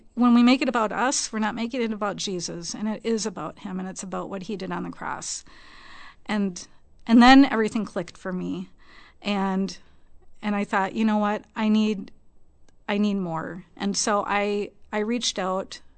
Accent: Minnesota, United States; we moved back here to Minnesota, where we were both born and raised

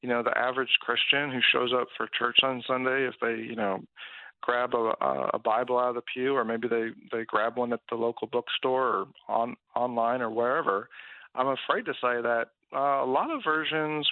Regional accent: California, United States; now in Kansas City, United States; I'm originally from California, though I live in Kansas City now

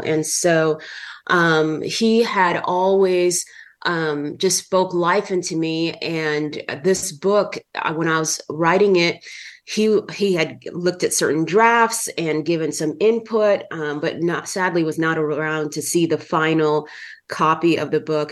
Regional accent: California, United States; moved away; also born or lived in Minnesota; I grew up in California for many years.

